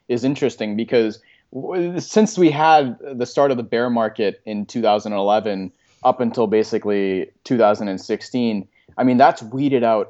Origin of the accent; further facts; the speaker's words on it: Canada; as a Canadian